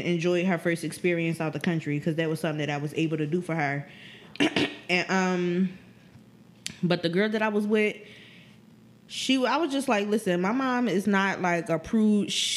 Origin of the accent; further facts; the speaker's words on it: Philadelphia, Pennsylvania, United States; I tell them North Philly